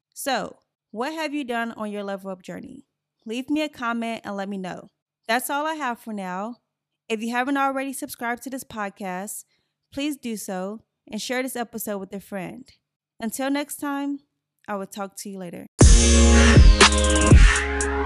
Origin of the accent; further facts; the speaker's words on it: Gary, Indiana, United States; moved away; I grew up in Gary, Indiana